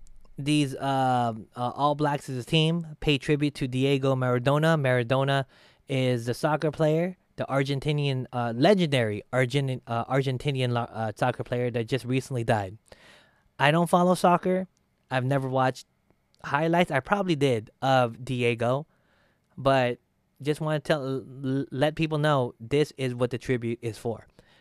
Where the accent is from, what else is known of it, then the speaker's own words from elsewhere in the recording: Philippines; I'm not Hawaiian. I am Filipino. Very close.